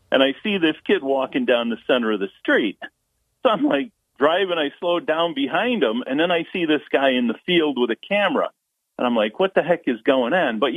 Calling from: Endicott, New York, United States; from Endicott. I used to live on Juneberry Road when that scene was shot.

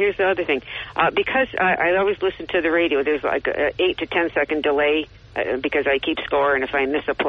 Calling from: Johnson City, New York, United States; … from JC.

